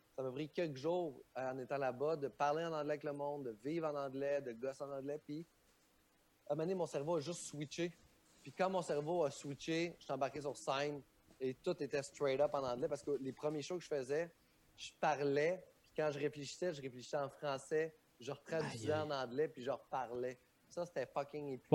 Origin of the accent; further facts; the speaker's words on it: Quebec, Canada; on a un beau milieu au Québec